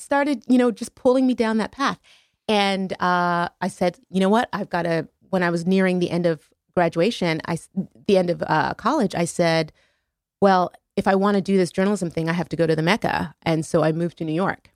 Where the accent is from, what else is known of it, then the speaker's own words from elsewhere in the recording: Montreal, Quebec, Canada; my hometown in Montreal.